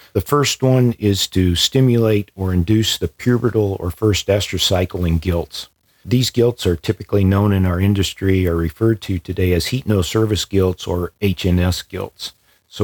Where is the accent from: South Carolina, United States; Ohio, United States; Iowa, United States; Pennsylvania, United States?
Iowa, United States; central; also born or lived in Columbia, Missouri; I grew up on a small farm in central Iowa